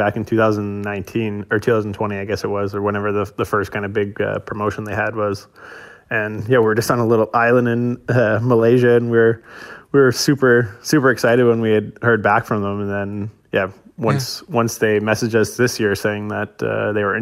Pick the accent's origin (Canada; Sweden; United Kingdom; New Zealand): Canada; Moose Jaw, Saskatchewan; moved away as an adult; now in Ireland; I'm from Canada, Moose Jaw, Saskatchewan.